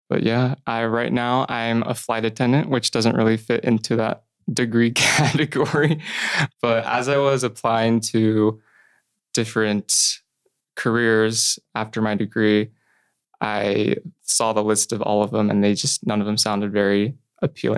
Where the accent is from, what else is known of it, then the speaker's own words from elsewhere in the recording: Middleton, Idaho, United States; I grew up in Middleton, Idaho. It's about 30 minutes outside of Boise.